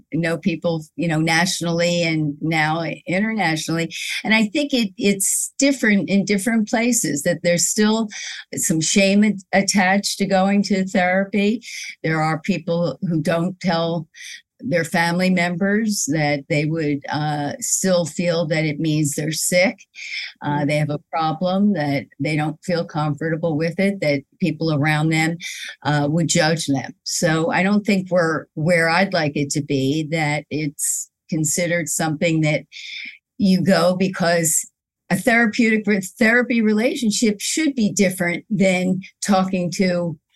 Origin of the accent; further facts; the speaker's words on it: Philadelphia, Pennsylvania, United States; moved away as an adult; now in New York, United States; I grew up in Philadelphia, and then I moved to New York 37 years ago